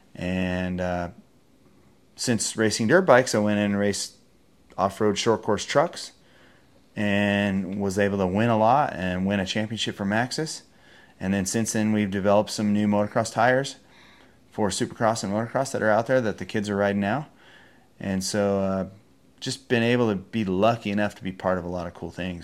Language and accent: English; Encinitas, California, United States; also born or lived in San Francisco, California; I am from Encinitas, California